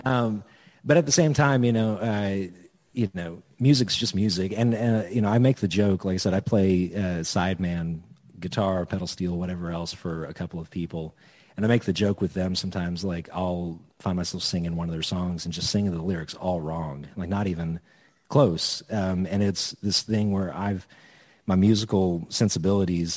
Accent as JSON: {"language": "English", "town": "Edmond", "region": "Oklahoma", "country": "United States", "tie": "born or raised there", "also_born_or_lived": "Norman, Oklahoma", "said": "I went to high school in Edmond"}